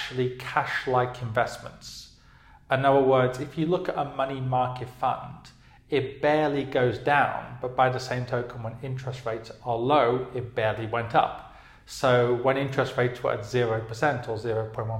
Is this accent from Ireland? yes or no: no; United Kingdom; moved away; I'm from the UK, obviously, as you can tell by my accent